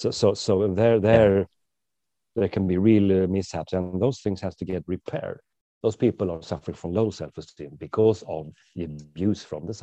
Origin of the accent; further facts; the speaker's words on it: Sweden; driving on the wrong side of the road, obviously, because I'm from Sweden.